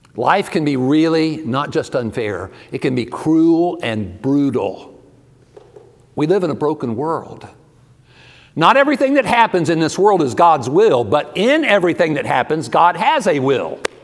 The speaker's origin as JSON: {"language": "English", "region": "Ohio", "country": "United States", "also_born_or_lived": "Georgia", "moved": "yes", "lives_now": "Texas, United States", "said": "I'm originally from Ohio"}